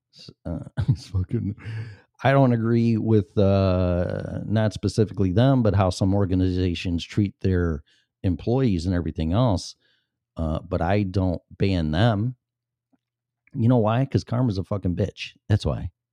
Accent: Illinois, United States; moved away; going back to my home state

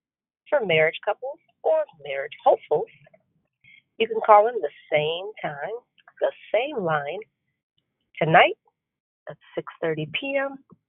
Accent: Arizona, United States; I'm a teacher from Arizona.

